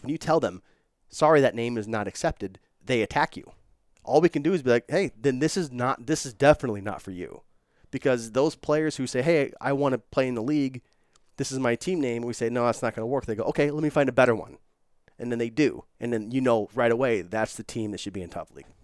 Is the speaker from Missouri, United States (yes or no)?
yes; St. Louis, Missouri, United States; now in Los Angeles, United States